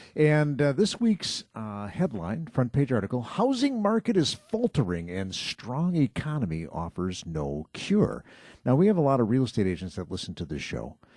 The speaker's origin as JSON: {"language": "English", "town": "Muskego", "region": "Wisconsin", "country": "United States", "tie": "born or raised there", "said": "Muskego, my hometown"}